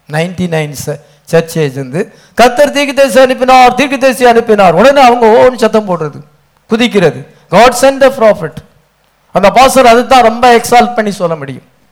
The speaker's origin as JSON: {"language": "Tamil", "town": "Tirunelveli", "region": "Tamil Nadu", "country": "India", "tie": "born or raised there", "moved": "yes", "lives_now": "Chennai, India", "said": "நான் இங்கே இருக்க சென்னையில் இருக்கேன் என்னுடைய நேட்டிவ் பிளேஸ் திருநெல்வேலி"}